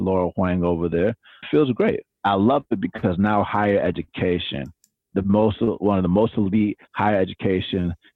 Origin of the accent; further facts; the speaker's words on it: Atlanta, Georgia, United States; I grew up in Atlanta, Georgia